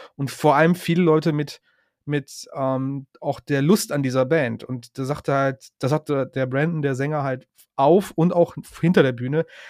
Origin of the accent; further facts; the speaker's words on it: Cologne region and Ruhr area, North Rhine-Westphalia, Germany; wir kommen ja alle aus dem Westen Deutschlands, alles in der Region Köln und Ruhrpott